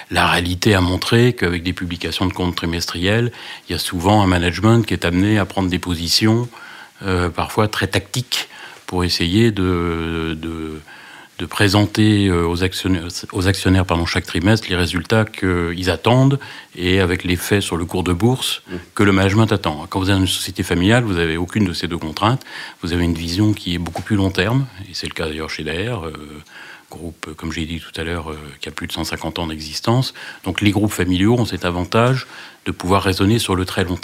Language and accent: French; Nantes, Pays de la Loire, France; je suis originaire de Nantes. et euh, de Canaries Voilà, je suis né à une époque où Nantes tenait le haut du pavé